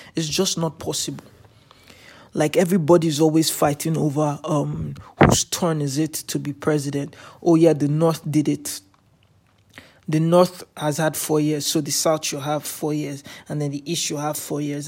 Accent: Nigeria; also born or lived in Canada

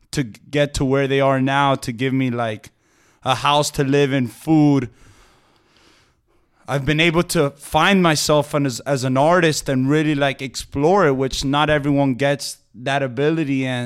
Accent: Key Biscayne, Florida, United States; And then I grew up in Key Biscayne, so going back to Key Biscayne and just vibing

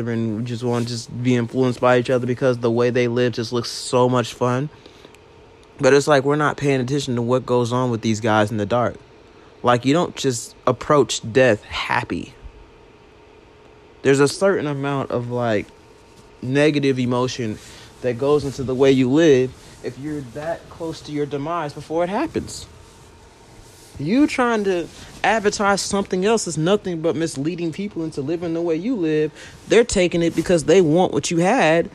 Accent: Louisiana, United States; moved away; I'm from Louisiana originally

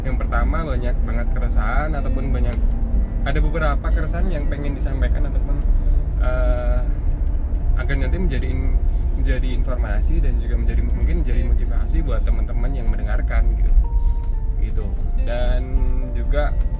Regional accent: Yogyakarta, Special Region of Yogyakarta, Indonesia; accent: medok (Javanese); aku asli Jawa Jawa ya asli jadi asli Jogja

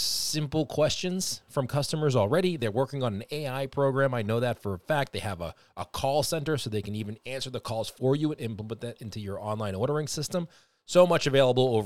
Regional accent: Boston, Massachusetts, United States; I'm from Boston. I talk a little fast

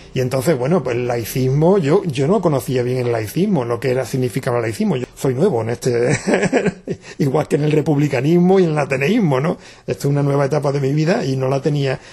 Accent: Jerez de la Frontera, Andalusia, Spain; desde que se creó Ecologistas en Acción en mi pueblo, yo soy de Jerez de la Frontera

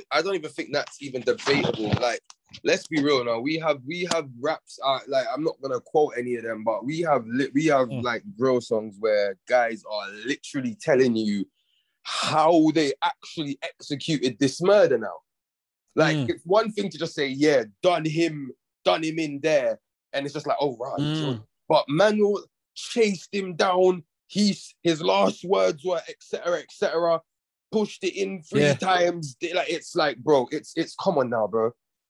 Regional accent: London, United Kingdom; Growing up in Northwest

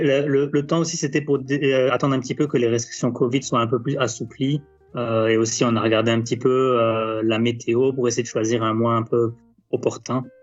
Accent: France; en tant que Français

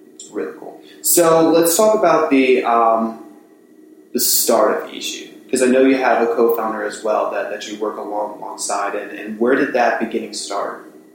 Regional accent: Atlantic City, New Jersey, United States; I come from Atlantic City

